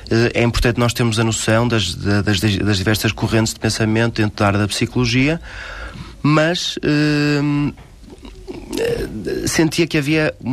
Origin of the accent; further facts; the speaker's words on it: Porto, Norte, Portugal; sou do Porto